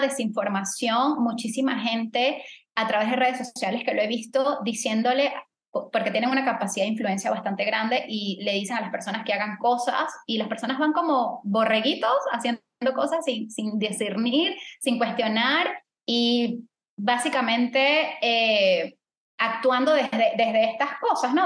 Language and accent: Spanish; Venezuela; now in Panama; yo soy venezolana